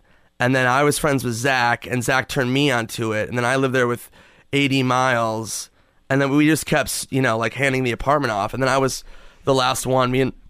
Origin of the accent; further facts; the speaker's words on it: Minnesota, United States; moved away; I'm from Minnesota.